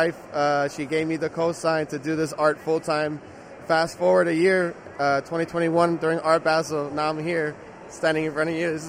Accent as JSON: {"language": "English", "town": "Miami", "region": "Florida", "country": "United States", "said": "I'm an artist from Miami, Florida."}